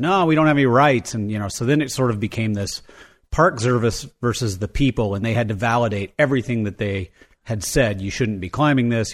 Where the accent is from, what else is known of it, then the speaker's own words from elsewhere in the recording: Jackson, Wyoming, United States; I grew up in Jackson Hole.